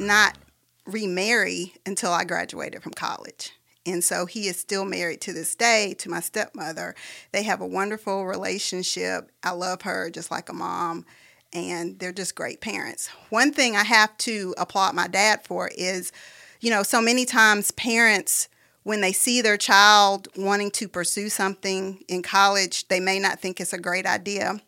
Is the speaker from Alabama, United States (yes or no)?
yes; Huntsville, Alabama, United States; moved away as an adult; now in Birmingham, United States; I'm a native of Huntsville, Alabama. I grew up in Huntsville.